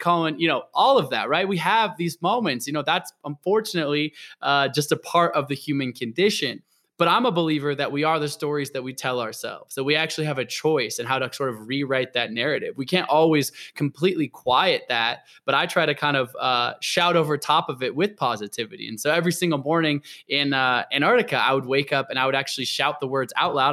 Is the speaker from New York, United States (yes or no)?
no; Portland, Oregon, United States; also born or lived in Olympia, Washington; I was born in Olympia, might be about moved to Portland, Oregon, and that's really where I grew up